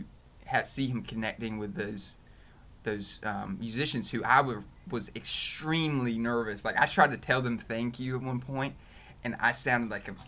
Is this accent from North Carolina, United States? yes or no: yes; Roanoke Rapids, North Carolina, United States; I grew up in Roanoke Rapids, North Carolina